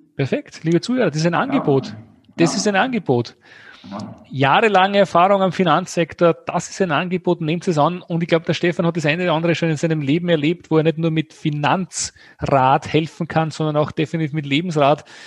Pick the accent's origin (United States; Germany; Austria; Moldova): Austria; bei uns in Österreich